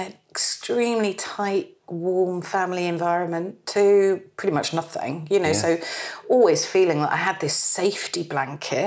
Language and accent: English; Bournemouth, South West England, United Kingdom; moved away as an adult; also born or lived in Bristol; I'm from Bournemouth, very parochial, touristy, gentle town.